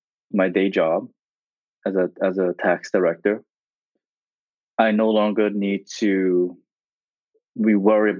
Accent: New Jersey, United States; also born or lived in Vietnam; Growing up in New Jersey.

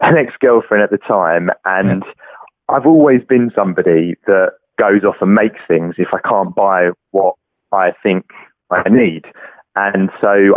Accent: London, United Kingdom; I'm from London, UK, and I'm the inventor

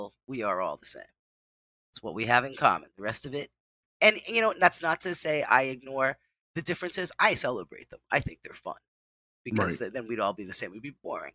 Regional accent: New England, United States; now in New Jersey, United States; I've lived in different places in the United States, even though I grew up in New England

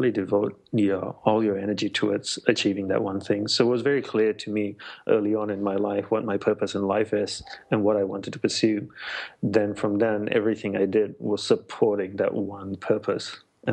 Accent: Australia; moved away as an adult; also born or lived in Malaysia / Sri Lanka / Hawaii; now in United States; I'm Sri Lankan by ancestry, and I was born in Malaysia, grew up in Australia

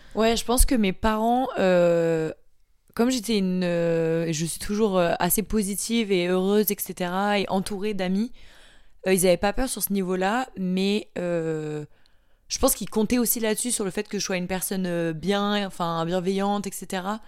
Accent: Marseille, Provence-Alpes-Côte d'Azur, France; also born or lived in Paris; je viens de Marseille. Je suis née à Paris, mais j'ai vécu à Marseille

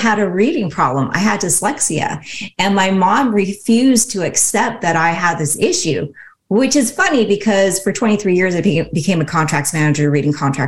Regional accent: Seattle, Washington, United States; I was born and raised in Seattle, Washington. So that's where I still live today.

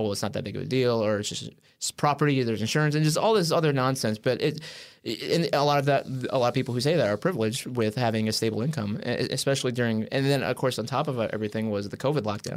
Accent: Wheaton, Illinois, United States; moved away; back home in Wheaton.

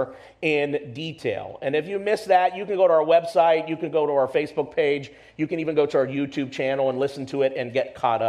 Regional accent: United States; we're Americans, we grew up in the American school system

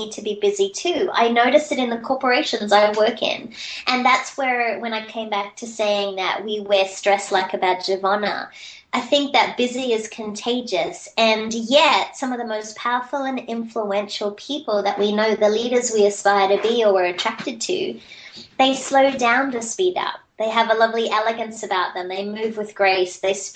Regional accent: Australia; also born or lived in East Coast, United States; now in United States; being an Australian living in America

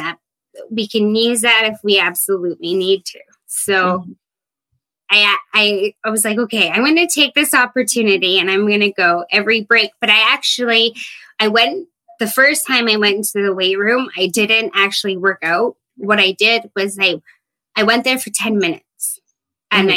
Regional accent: Fraser Lake, British Columbia, Canada; moved away as an adult; now in Williams Lake, Canada; I am from Fraser Lake, BC, but currently living in Williams Lake, BC

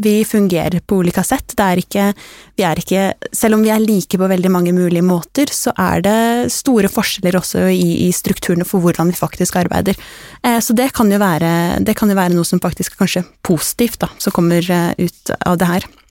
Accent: Norway

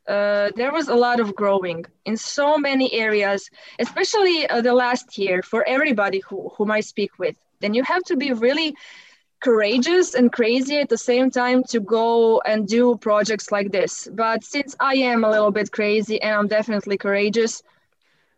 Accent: Croatia; first language Croatian; English is a second language; in my native language, in Croatian

